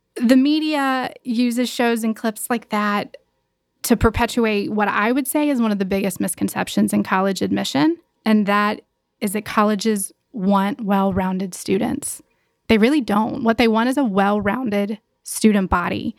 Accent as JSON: {"language": "English", "town": "Gastonia", "region": "North Carolina", "country": "United States", "said": "from Gastonia, which is just about forty-five minutes away. My whole family is still there"}